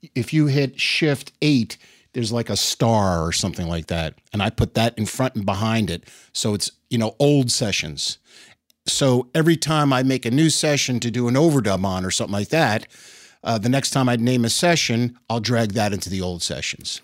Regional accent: Elizabeth, New Jersey, United States; also born or lived in New York City; now in Nashville, United States; Was born and raised in Elizabeth, New Jersey

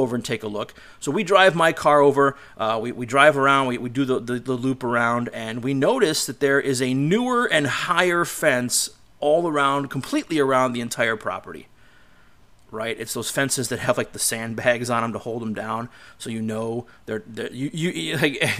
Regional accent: Cleveland, Ohio, United States; going back to my hometown, to my end of the world, back in Cleveland

